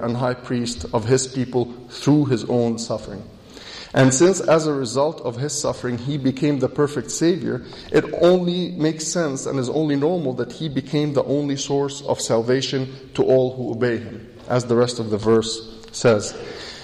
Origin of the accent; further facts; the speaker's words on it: Egypt; now in United States; I was born in Egypt, which makes me Egyptian by birth. Later in life, I moved to the U.S. and I became an American citizen.